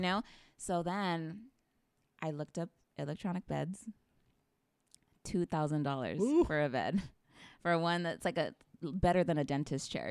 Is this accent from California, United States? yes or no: yes; Parlier, California, United States; grew up in Parlier my entire life